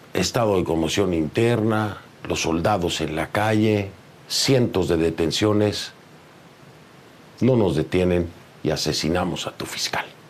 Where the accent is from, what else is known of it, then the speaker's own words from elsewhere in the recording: Mexico; como mexicano